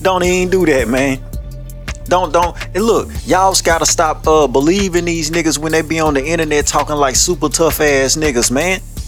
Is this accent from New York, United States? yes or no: no; Shreveport, Louisiana, United States; I'm from Waterside, my nigga. Yeah, I done lived in damn near every hood in Shreveport.